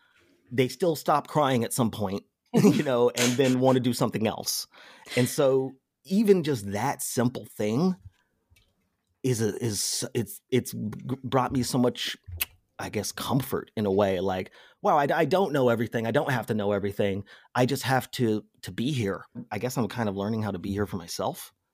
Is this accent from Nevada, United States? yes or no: yes; Las Vegas, Nevada, United States; Las Vegas, Nevada.